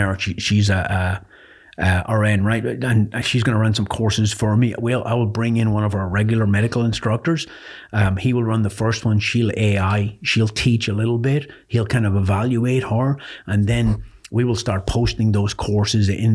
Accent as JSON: {"language": "English", "country": "Ireland", "tie": "born or raised there", "moved": "yes", "said": "I was born in Ireland"}